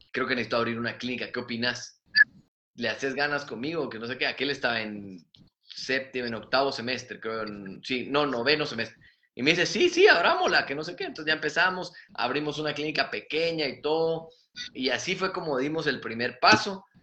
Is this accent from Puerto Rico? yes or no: no; Mexico; Entonces yo decía, bueno, vengo de México, vengo de San Luis, eh, soy bueno, eh, terminé antes